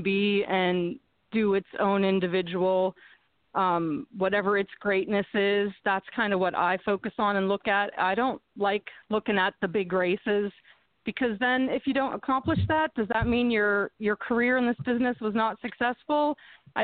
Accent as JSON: {"language": "English", "town": "Punxsutawney", "region": "Pennsylvania", "country": "United States", "tie": "born or raised there", "said": "from my hometown of Punxsutawney"}